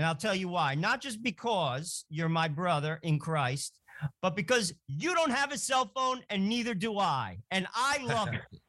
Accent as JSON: {"language": "English", "region": "New Jersey", "country": "United States", "accent": "New Jersey", "said": "we have a crazy New Jersey accent"}